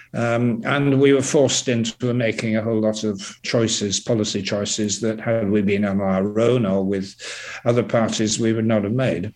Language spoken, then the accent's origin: English; York, Yorkshire and the Humber, United Kingdom; now in Twickenham, United Kingdom; York, which is my hometown